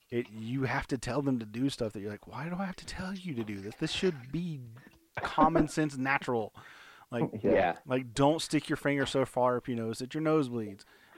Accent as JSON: {"language": "English", "region": "the South", "country": "United States", "tie": "born or raised there", "said": "growing up in the South"}